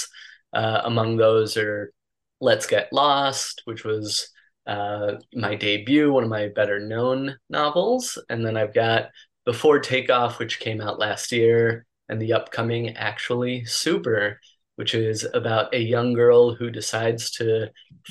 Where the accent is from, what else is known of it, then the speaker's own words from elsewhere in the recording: Mexico City, Mexico; I grew up in Mexico City, and I attended an international school